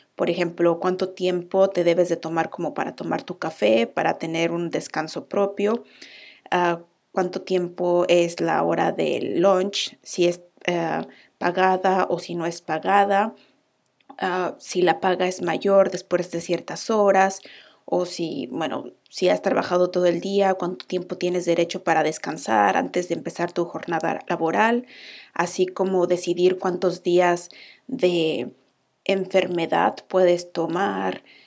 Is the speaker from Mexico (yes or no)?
yes; Mexico; moved away as an adult; now in Iceland; …